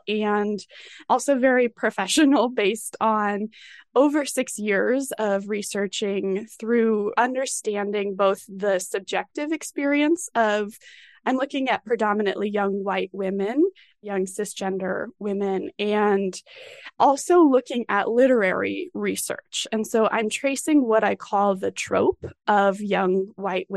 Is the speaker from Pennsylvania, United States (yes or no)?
no; Colorado Springs, Colorado, United States; I grew up in Colorado Springs